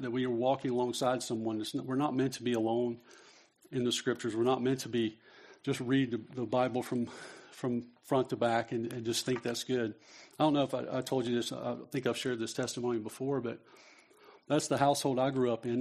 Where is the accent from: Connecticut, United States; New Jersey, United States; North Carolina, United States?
North Carolina, United States; I was raised in North Carolina